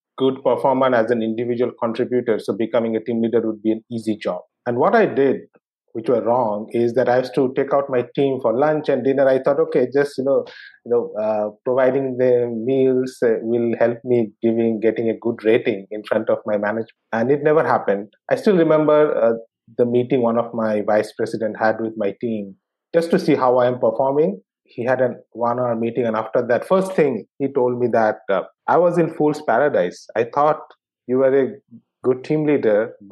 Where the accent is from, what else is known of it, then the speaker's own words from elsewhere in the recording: Kolkata, West Bengal, India; I grew up in Calcutta in West Bengal